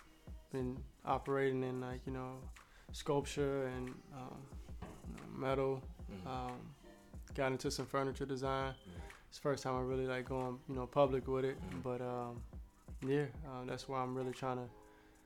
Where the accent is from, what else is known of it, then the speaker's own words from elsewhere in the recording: Richmond, Virginia, United States; Richmond, Virginia. Where? Born and raised.